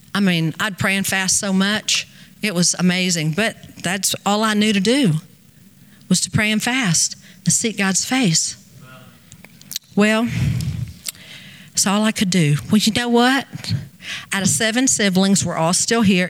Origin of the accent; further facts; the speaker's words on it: United States; I'm from America